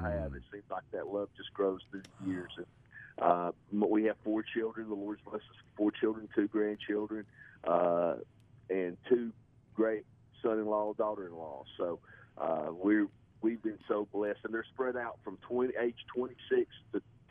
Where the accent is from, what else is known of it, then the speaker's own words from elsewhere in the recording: Mississippi, United States; accent: southern; also born or lived in North Carolina; I was born and raised in Mississippi, moved to North Carolina when I was in high school, and then moved back to Mississippi right before my senior year.